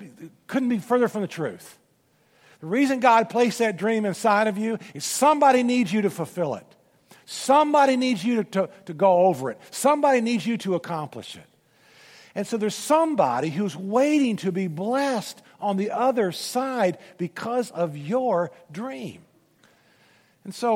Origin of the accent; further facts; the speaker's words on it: Memphis, Tennessee, United States; I'm from Memphis